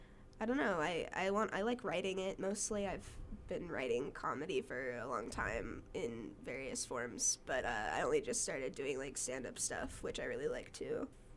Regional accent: Brigham City, Utah, United States; also born or lived in Las Vegas, Nevada; Well, in as like an adolescent, mostly Brigham City, Utah.

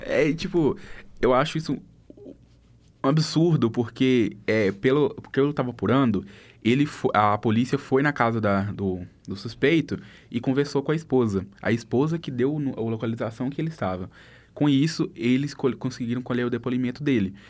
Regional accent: interior of Minas Gerais, Brazil; eu não sou de BH, gente, eu sou mais da, do interior

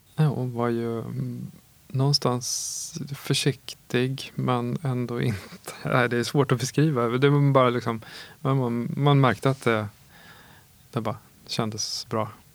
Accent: Åtvidaberg, Östergötland, Sweden; also born or lived in Linköping; Jag är uppvuxen i Åtvidaberg och eh, född i Linköping

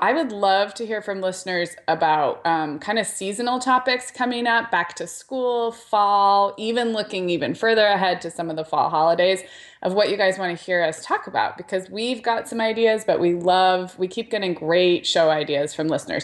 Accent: Santa Barbara, California, United States; moved away; Santa Barbara, which is my hometown, that the skating rink that I grew up going to birthday parties

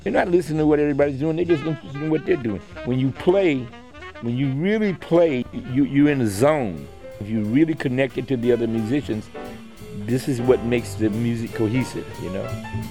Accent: Detroit, Michigan, United States; moved away as an adult; now in New York, United States; When I first came here, I was 18 years old, 1961. I came from Detroit, and I was in Birdland every night.

